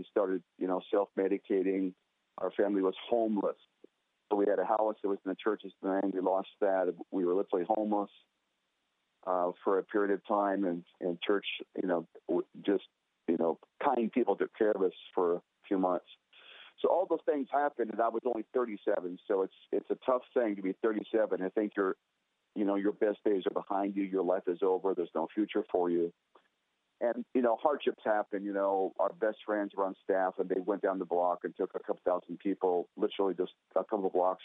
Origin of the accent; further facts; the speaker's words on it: Scottsdale, Arizona, United States; here in my hometown of Scottsdale, Arizona